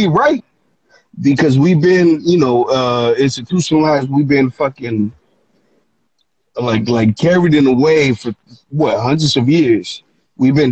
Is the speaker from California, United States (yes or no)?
yes; the Bay Area, California, United States; also born or lived in Mexico; I'm from the Bay, bro.